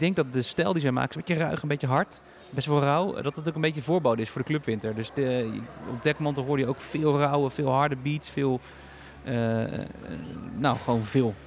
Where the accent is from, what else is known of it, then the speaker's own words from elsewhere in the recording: Heerde, Gelderland, Netherlands; Wij komen uit eh, de buurt van Zwolle. Het dorpje heet Heerde